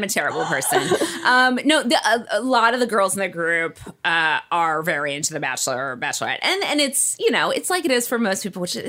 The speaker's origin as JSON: {"language": "English", "town": "Detroit", "region": "Michigan", "country": "United States", "tie": "born or raised there", "said": "I grew up right outside of Detroit, and it was an incredibly diverse area where I grew up. And then for midway through middle school, we moved to this very cushy white, you know, Christian"}